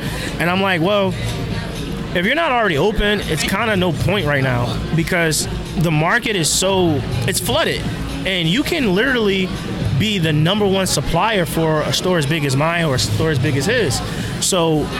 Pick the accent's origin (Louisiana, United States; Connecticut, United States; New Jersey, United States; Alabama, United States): New Jersey, United States; now in Philadelphia, United States; my home state of New Jersey